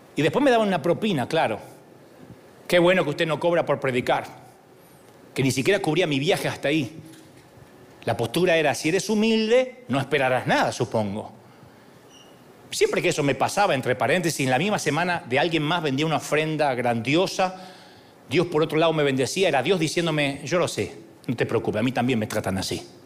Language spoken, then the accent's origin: Spanish; Argentina; Me va a salir el argentino de adentro.